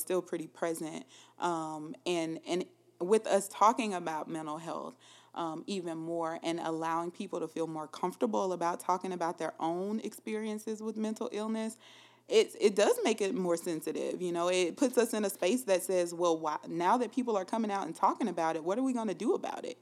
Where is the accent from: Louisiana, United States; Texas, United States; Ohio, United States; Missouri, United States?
Louisiana, United States; moved away as an adult; also born or lived in Minnesota; now in Columbia, United States; I am from Louisiana, Schuldrant, Louisiana